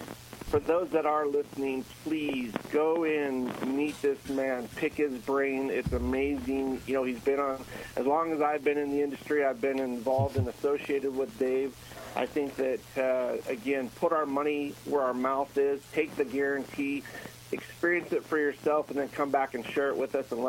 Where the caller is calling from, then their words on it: Virginia, United States; I'm actually in Virginia, so I'm not too far away.